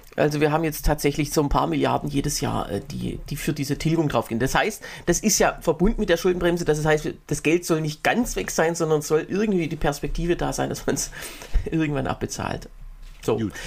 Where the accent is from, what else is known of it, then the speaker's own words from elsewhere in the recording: Berlin, Germany; in Berlin, ich bin ja äh, Berliner